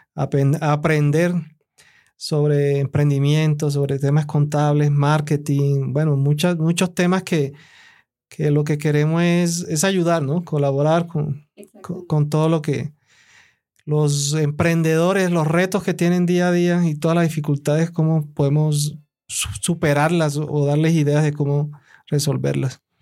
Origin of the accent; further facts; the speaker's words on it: El Carmen de Bolívar, Bolívar, Colombia; yo soy de la costa. Yo vengo, nací en el Carmen de Bolívar. Toda mi infancia fue allá